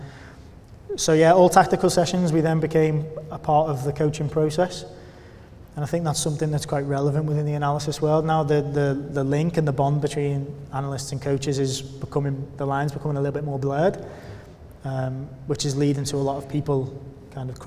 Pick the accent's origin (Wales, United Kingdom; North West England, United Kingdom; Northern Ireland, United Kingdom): North West England, United Kingdom; Liverpool; Liverpool being my hometown club as well and where all my family are based.